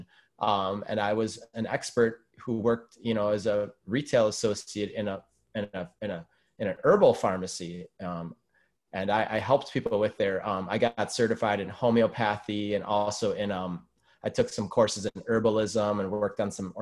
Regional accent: Madison, Wisconsin, United States; I'm originally from Wisconsin, from Madison, Wisconsin, the capital

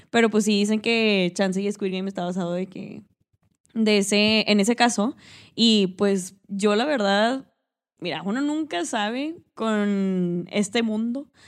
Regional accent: Mexico; porque uno como mexicano, o sea, nosotros que nos no puedo hablar

